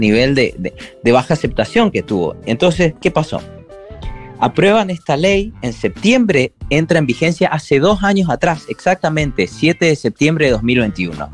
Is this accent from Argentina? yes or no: yes; Argentina; yo como argentino